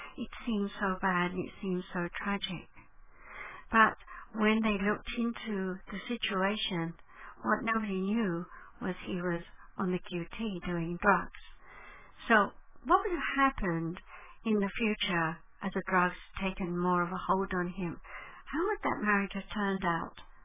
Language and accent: English; England, United Kingdom; I was born in 1942 in England in the middle of the night, 3.20 a.m., when German bombs were falling all around the hospital